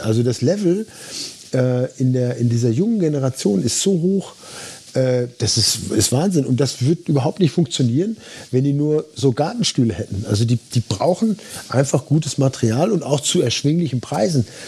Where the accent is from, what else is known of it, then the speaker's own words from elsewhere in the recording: Dortmund, North Rhine-Westphalia, Germany; moved away; ich bin in Dortmund groß geworden, direkt im, im Dortmunder Süden.